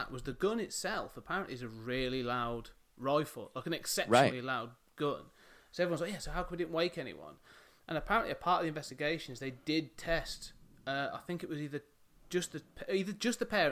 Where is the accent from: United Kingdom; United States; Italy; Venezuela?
United Kingdom; Coventry, West Midlands; I grew up in the Midlands, in the city, just in the suburbs really, of a city called Coventry.